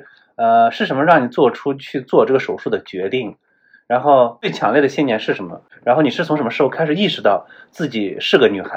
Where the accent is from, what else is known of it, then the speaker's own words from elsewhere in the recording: Gansu, China; 咱俩是老乡哎，我也是甘肃人。